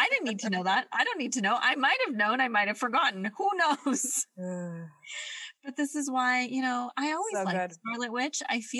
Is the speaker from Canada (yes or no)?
yes; Canada